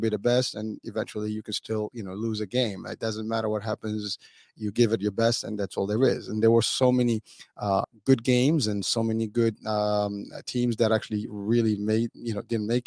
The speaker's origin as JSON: {"language": "English", "country": "Morocco", "tie": "born or raised there", "moved": "yes", "lives_now": "United States", "said": "I'm being proud as a Moroccan native, and that's my background. Although I'm an American as well"}